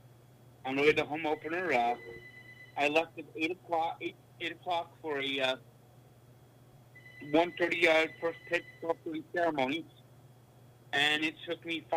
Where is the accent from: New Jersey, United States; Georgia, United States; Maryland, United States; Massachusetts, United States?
New Jersey, United States; Bloomfield; also born or lived in Great Falls, Montana / Newark, New Jersey; I was born in Montana, Great Falls, Montana, but since I was 1 year old, I lived in New Jersey. I lived in basically the same area. I lived in Newark until I was 10, and I lived in Bloomfield for 20 years.